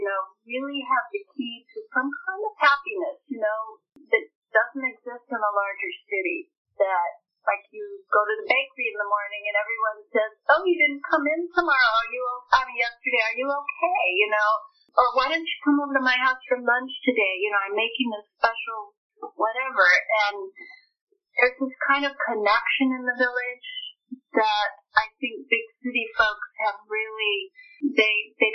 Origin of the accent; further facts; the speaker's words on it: United States; as an American